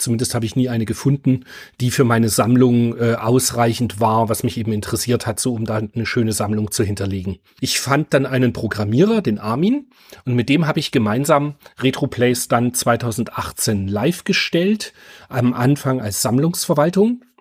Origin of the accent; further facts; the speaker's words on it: Germany; ich bin halt in der DDR groß geworden